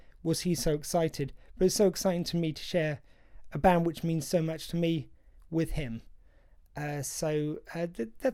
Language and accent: English; United Kingdom; I feel very much as a British man